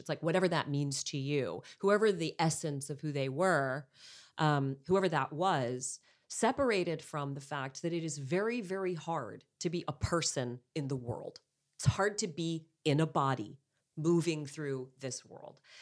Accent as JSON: {"language": "English", "town": "Montreal", "region": "Quebec", "country": "Canada", "moved": "yes", "lives_now": "Los Angeles, United States", "said": "I'm from Montreal"}